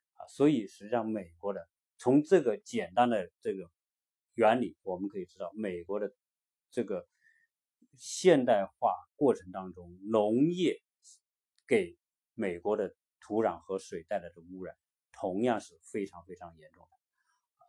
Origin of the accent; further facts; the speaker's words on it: China; now in United States; 我们作为中国人